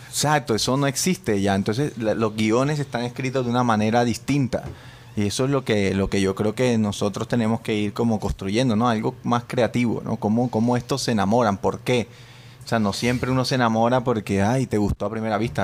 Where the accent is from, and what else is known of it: Colombia; also born or lived in New York; now in Spain